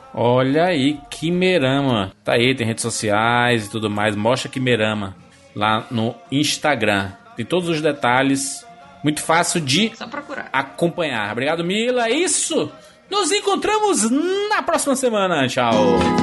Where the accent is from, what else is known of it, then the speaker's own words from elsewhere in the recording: Fortaleza, Ceará, Brazil; somos do, de, de Fortaleza, do Ceará